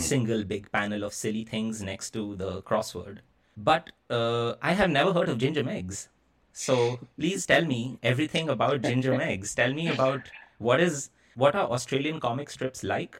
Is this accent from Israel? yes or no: no; Kolkata, West Bengal, India; my hometown of Calcutta in India